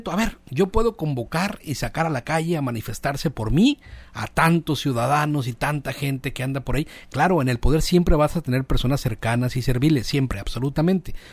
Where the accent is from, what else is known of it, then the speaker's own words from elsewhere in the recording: Mazatlán, Sinaloa, Mexico; soy de Mazatlán, pero pues ya. Estoy participando. Yo soy mazatleco